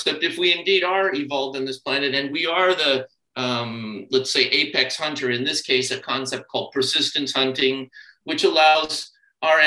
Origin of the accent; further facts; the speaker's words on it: California, United States; growing up in California in the 60s and 70s